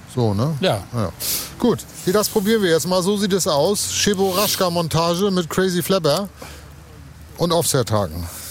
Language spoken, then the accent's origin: German; Lübeck, Schleswig-Holstein, Germany; in meiner Heimatstadt hier ganz in der Nähe bin ich zur Schule gegangen, am Dom.